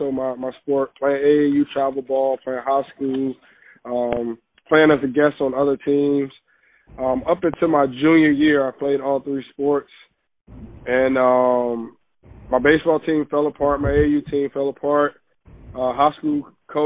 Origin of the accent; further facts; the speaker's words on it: Richmond, Virginia, United States; also born or lived in Midlothian, Virginia; my school's in Midlothian, but I'm from Richmond, Virginia